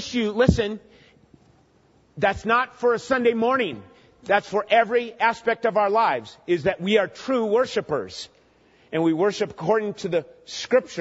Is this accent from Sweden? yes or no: no; Minnesota, United States; I grew up in Minnesota